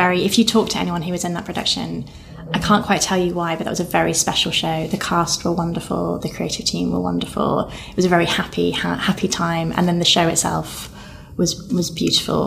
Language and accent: English; Nottingham, East Midlands, United Kingdom; moved away; I'm from Nottingham